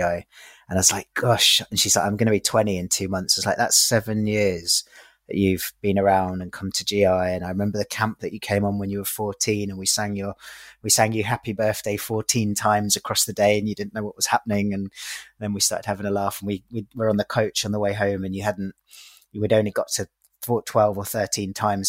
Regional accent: London, United Kingdom; I'm 37 years old. I'm from East London

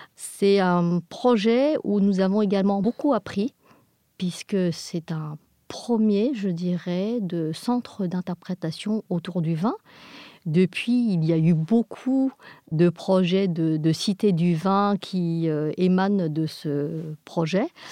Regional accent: England, United Kingdom; nous sommes des Anglais

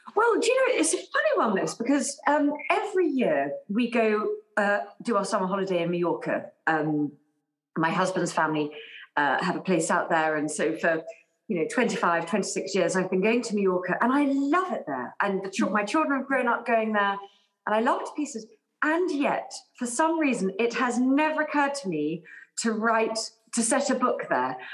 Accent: England, United Kingdom; I grew up in England

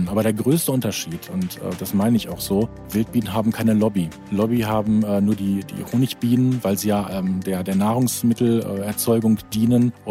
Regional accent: North Rhine-Westphalia, Germany; Und ich bin aufgewachsen in Ostwestfalen-Lippe und als die Kinder dann da waren, galt es dann wieder zurückzukehren zu diesen Wurzeln

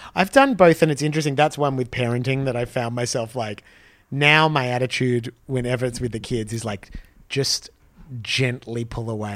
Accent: Australia; When I was a kid in Australia

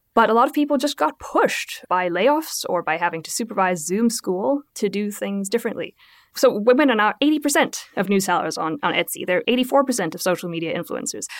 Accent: South Africa; moved away; I come from from South Africa

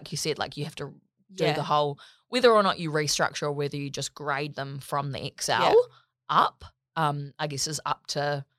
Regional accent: New Zealand; In New Zealand, we say mall.

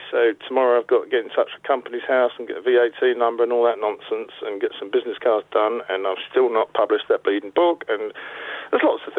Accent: Essex, East of England, United Kingdom; now in North West England, United Kingdom; I live in the northwest now, and I come from Essex, so I still have to explain on a daily basis why I sound like this.

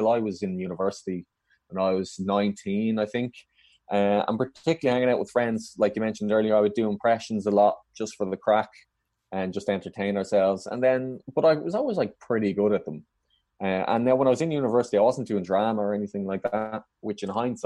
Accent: Dublin, Leinster, Ireland; moved away as an adult; now in London, United Kingdom; I grew up in Dublin and still live there

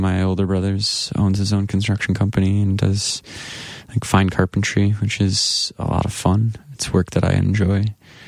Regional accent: Grand Rapids, Michigan, United States; my hometown of Grand Rapids

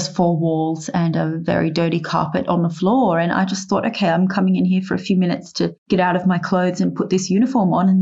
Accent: Australia; being an Australian

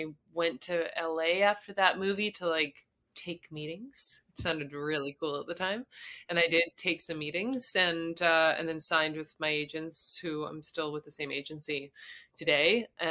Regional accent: Canada; moved away as an adult; also born or lived in Montreal, Canada; I'm like a Canadian

